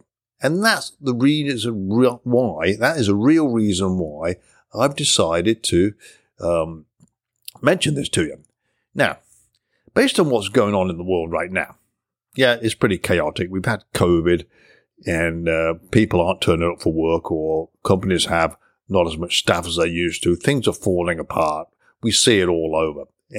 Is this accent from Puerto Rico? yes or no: no; England, United Kingdom; now in United States; I was born and raised in England, although I've been living in the United States for many, many years now. So my accent is pretty much diluted